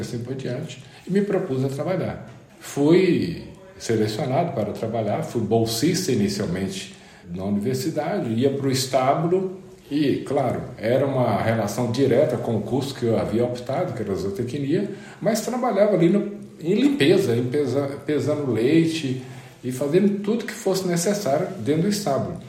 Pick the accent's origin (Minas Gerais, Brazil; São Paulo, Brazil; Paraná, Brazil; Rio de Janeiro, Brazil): Minas Gerais, Brazil; Mirabela; Eu nasci em Mirabela. Mirabela é uma pequena cidade no interior de Minas Gerais, especificamente no norte de Minas Gerais